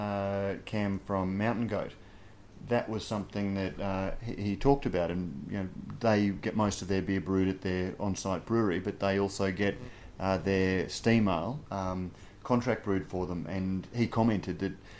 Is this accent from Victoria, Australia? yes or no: no; Brisbane, Queensland, Australia; my hometown in Brisbane